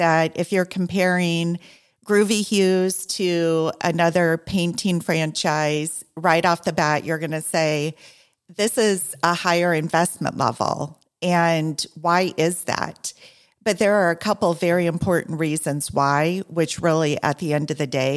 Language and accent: English; Iowa, United States; now in Southeast Florida, United States; I'm from corn country also, I'm from Iowa